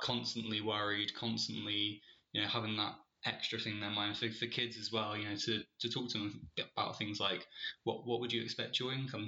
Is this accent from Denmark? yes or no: no; Bristol, South West England, United Kingdom; moved away; also born or lived in Leeds; I'm from Bristol originally